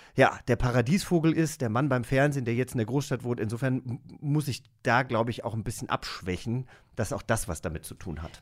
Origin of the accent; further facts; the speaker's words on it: Langgöns, Hesse, Germany; moved away; ich bin in Langgöns aufgewachsen. Das ist eine Großgemeinde bei Gießen ne, Unistadt kennt man, in Hessen